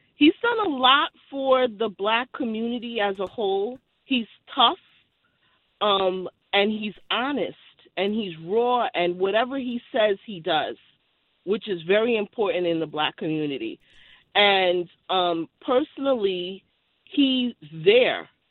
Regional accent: New York City, New York, United States; now in Connecticut, United States; I live in Connecticut, but born and raised in Brooklyn, New York

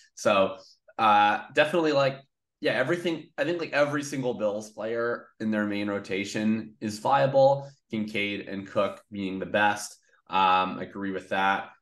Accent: Canada; as a Canadian Colts fan growing up

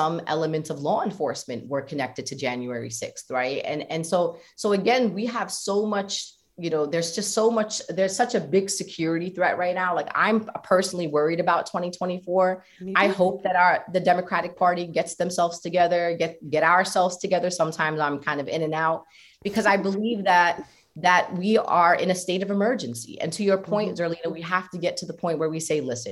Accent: New York City, New York, United States; And I'm from South Brooklyn

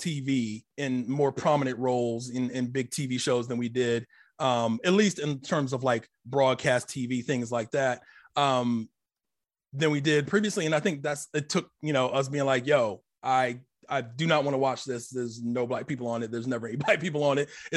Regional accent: Akron, Ohio, United States; also born or lived in Columbus, Ohio; born in Akron, Ohio. I've been living in Columbus, you know, since like my early teenage years.

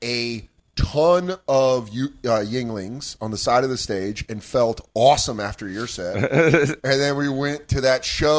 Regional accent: Colorado, United States; moved away; I grew up in Colorado, and I didn't grow up with Wawa

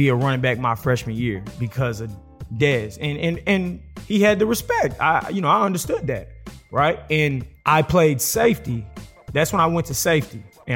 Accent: Texas, United States; Growing up in Texas being a powerhouse, you know, all about football

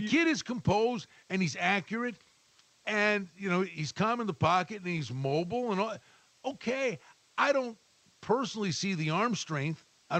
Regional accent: Buffalo, New York, United States; I'm from Buffalo.

